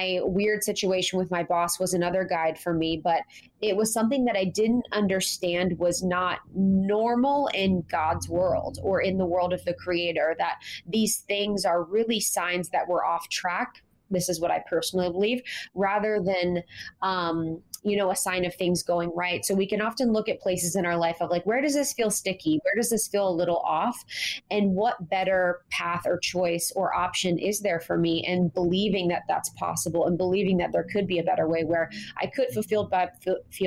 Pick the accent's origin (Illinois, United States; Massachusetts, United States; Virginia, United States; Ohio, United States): Ohio, United States; Growing up in Ohio